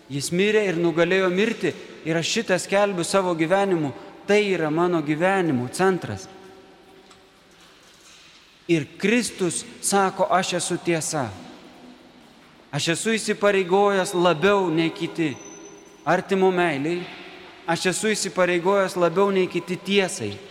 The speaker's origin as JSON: {"language": "Lithuanian", "country": "Lithuania", "said": "mes esam krikščionys. Tai didelė malonė. Kitas atsakymas bus, kad mes esam lietuviai. Tie, kurie myli Lietuvą, tie, kuriems buvo dovanota čia gimti ar čia gyventi."}